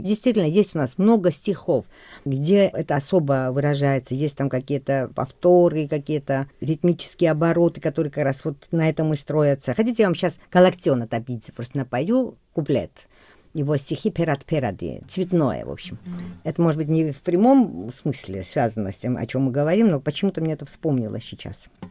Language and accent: Russian; Georgia; first language Georgian; Russian is a second language; хотя русский не мой родной язык, да, грузинский мой родной.